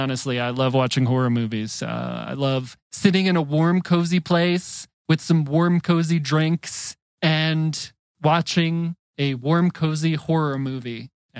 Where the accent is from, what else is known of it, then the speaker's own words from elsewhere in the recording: Northeast, United States; I grew up in the Northeast.